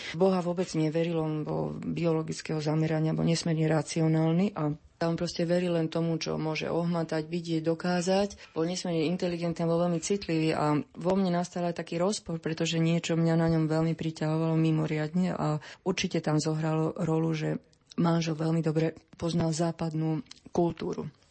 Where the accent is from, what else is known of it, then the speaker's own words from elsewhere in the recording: Slovakia; ja som Slovenka